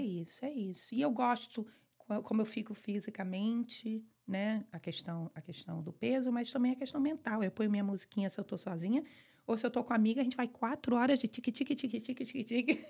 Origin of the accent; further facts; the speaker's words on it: Fortaleza, Ceará, Brazil; moved away as an adult; also born or lived in Rio de Janeiro / Michigan; now in Weston, United States; eu sou do Rio, mas morei minha vida toda em Fortaleza